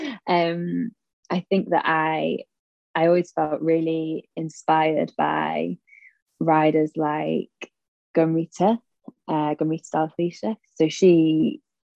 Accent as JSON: {"language": "English", "town": "Sheffield", "region": "Yorkshire and the Humber", "country": "United Kingdom", "tie": "born or raised there", "said": "I grew up in the Peak District in Sheffield"}